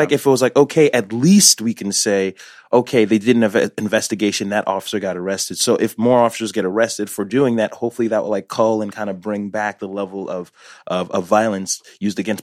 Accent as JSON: {"language": "English", "town": "Newark", "region": "New Jersey", "country": "United States", "tie": "born or raised there", "said": "born in Newark"}